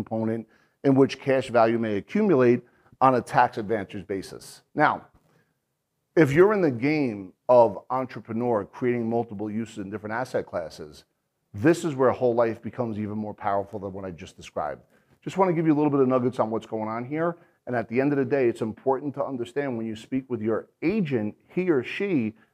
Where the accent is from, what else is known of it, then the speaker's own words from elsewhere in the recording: New Jersey, United States; I'm an Irish guy from New Jersey